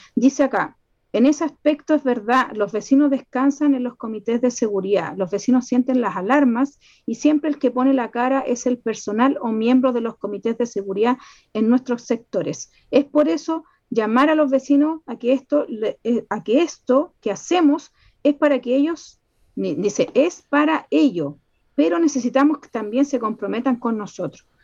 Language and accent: Spanish; Chile; somos todos chilenos